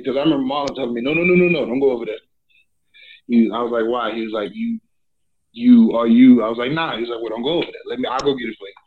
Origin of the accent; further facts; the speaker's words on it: Port Arthur, Texas, United States; I'm from Port Arthur